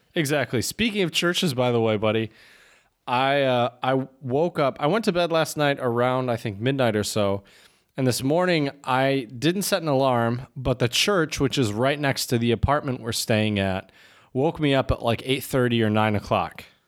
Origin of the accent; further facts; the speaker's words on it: United States; as an American